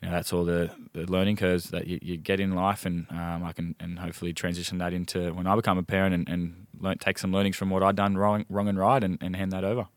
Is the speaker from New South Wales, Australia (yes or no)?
yes; Gosford, New South Wales, Australia; moved away; also born or lived in Melbourne; born in Gosford